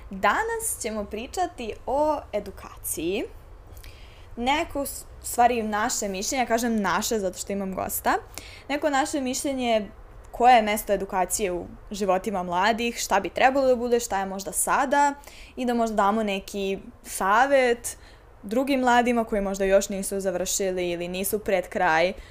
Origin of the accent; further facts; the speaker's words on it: Serbia; ovde, kod nas u Srbiji